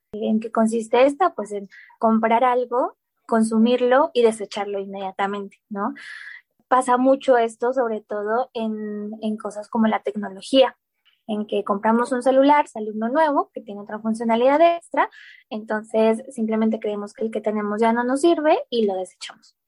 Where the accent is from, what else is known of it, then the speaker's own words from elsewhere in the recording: Colombia; moved away as an adult; now in Mexico; Sí, yo soy colombiana, eh, nací en Colombia, viví en Colombia toda mi vida, pero hace tres años y medio, más o menos, ya casi cuatro años, em, me fui a vivir a México